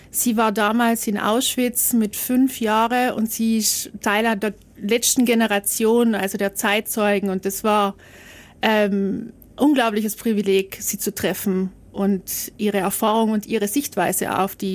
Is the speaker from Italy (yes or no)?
yes; Trentino-Alto Adige, Italy; die wollten nicht, dass man sagt, na, du als Südtiroler kannst nicht sprechen.